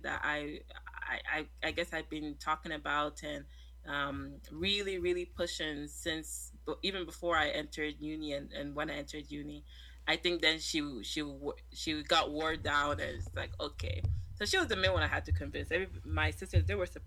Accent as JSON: {"language": "English", "town": "Toronto", "region": "Ontario", "country": "Canada", "tie": "born or raised there", "also_born_or_lived": "Nigeria", "said": "Growing up in Toronto, but being from a Nigerian family"}